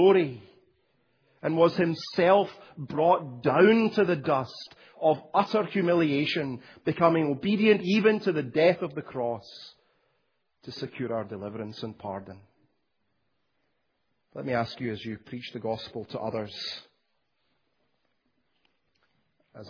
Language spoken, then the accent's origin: English; Scotland, United Kingdom; When I was growing up in Scotland